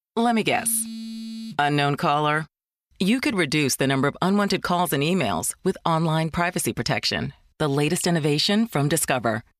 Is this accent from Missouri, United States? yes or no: yes; St. Louis, Missouri, United States; for St. Louis, for my hometown.